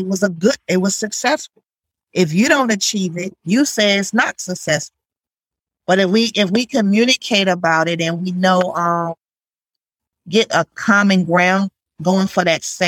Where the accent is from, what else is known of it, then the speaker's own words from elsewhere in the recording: New York, United States; I'm from New York